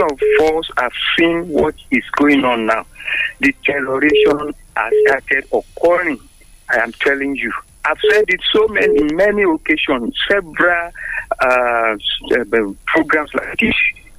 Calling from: Abuja, Federal Capital Territory, Nigeria; from Abuja. Good morning to us all. Good morning to Nigerians.

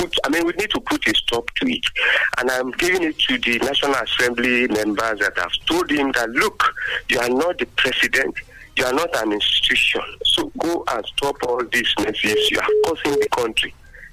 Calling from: Abeokuta, Ogun State, Nigeria; from Abeokuta.

